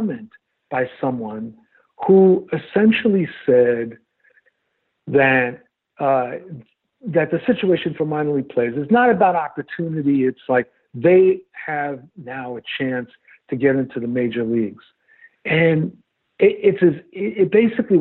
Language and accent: English; New York City, New York, United States; I grew up with baseball in New York City.